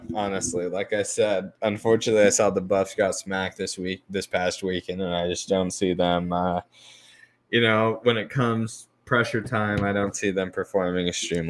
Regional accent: Colorado, United States; I'm from Colorado

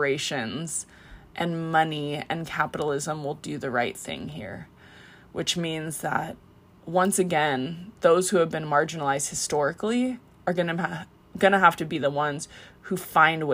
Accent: Hawaii, United States; I am Hawaiian. Hawaiians have tried to keep our language alive.

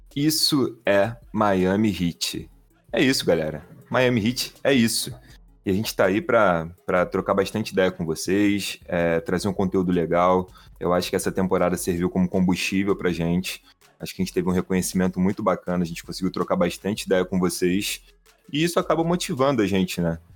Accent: Rio de Janeiro, Brazil; accent: carioca; a gente é aqui do Rio de Janeiro. É, eu sou aqui da área de Jacarepaguá

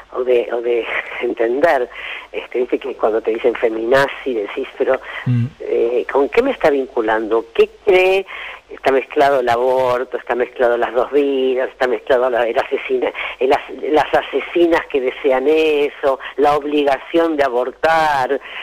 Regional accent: Argentina; como somos argentinos

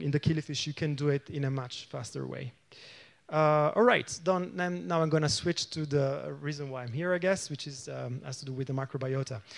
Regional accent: Italy; now in Cologne, Germany; I come from Cologne, Germany, but I'm originally from, from Italy

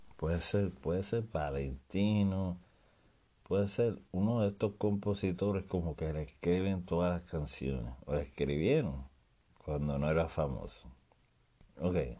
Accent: Puerto Rico; yo oía palabras que las mencionamos solamente los puertorriqueños

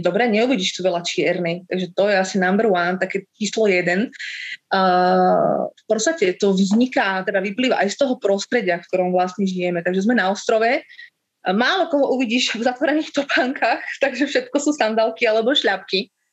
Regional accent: Slovakia; moved away as an adult; now in Cape Verde; ako práva Slovenka

